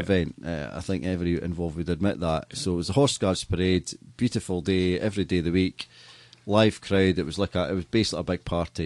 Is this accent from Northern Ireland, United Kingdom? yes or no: no; Scotland, United Kingdom; as a Scottish person